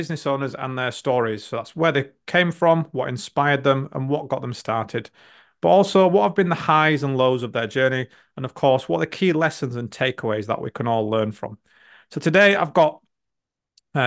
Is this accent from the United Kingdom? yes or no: yes; Leeds, Yorkshire and the Humber, United Kingdom; I'm from Yorkshire, from Leeds